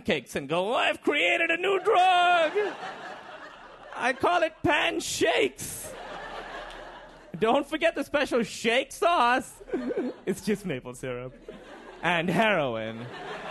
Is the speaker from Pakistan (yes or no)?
yes; Pakistan; moved away; And I'm from Pakistan.